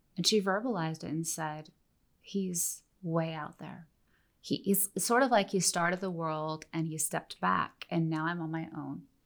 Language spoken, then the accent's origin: English; Oregon, United States; moved away; I grew up in Oregon